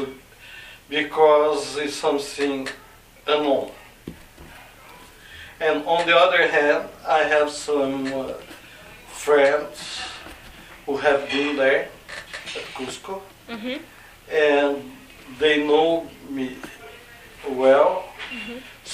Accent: Brazil; now in Canada; I'm originally from Brazil

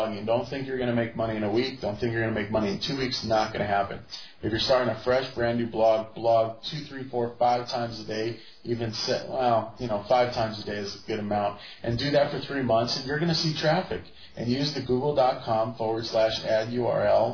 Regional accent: United States; now in Spain; I'm American.

